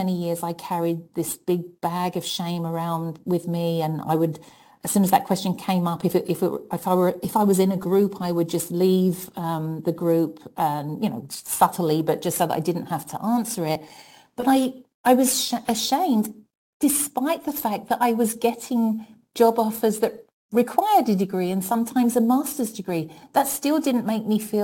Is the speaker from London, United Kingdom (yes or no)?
yes; London, United Kingdom; accent: British; moved away as an adult; now in United States; I grew up in public housing in London